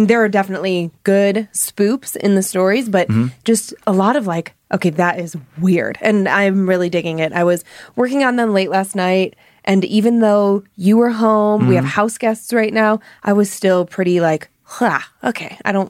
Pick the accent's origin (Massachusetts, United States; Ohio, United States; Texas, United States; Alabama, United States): Ohio, United States; Cleveland; moved away; so many of our fans know I'm from Cleveland.